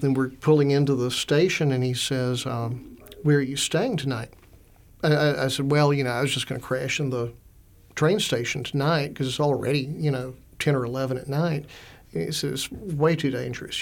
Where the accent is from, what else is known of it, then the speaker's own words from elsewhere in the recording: Augusta, Georgia, United States; also born or lived in Alabama / Slovakia; I grew up in Augusta, Georgia, went to Augusta University